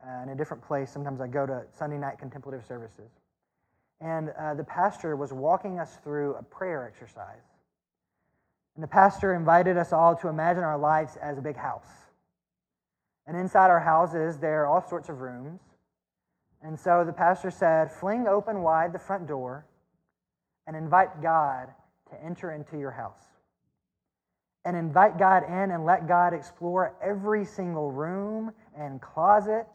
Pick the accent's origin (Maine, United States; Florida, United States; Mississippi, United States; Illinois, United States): Mississippi, United States; accent: Southern; moved away; growing up in Mississippi and in a more conservative church